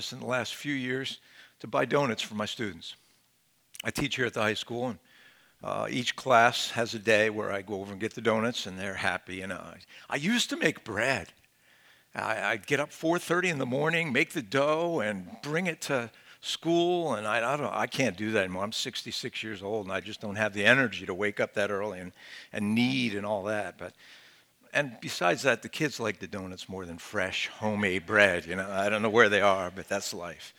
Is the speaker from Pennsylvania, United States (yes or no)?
yes; Philadelphia, Pennsylvania, United States; I'm from Philadelphia